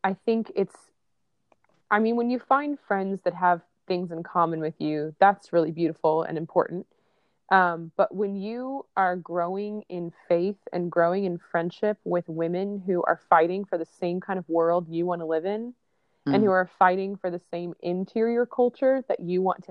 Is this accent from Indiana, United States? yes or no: yes; Indianapolis, Indiana, United States; moved away as an adult; also born or lived in New York City; now in Nashville, United States; I am originally from a suburb of Indianapolis, Indiana